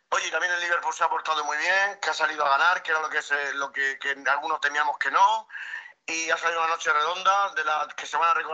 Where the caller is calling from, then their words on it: Asturias, Spain; Estoy escuchando ahora vuestro audio … de Asturias, perdón, mientras que hago un poco de running.